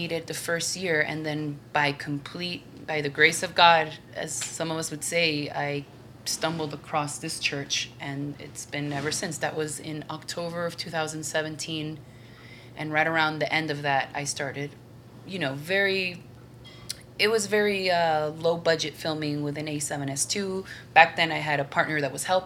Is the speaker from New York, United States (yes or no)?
yes; New York, United States; moved away as an adult; now in El Salvador; I was born in New York, but I'm of Venezuelan descent.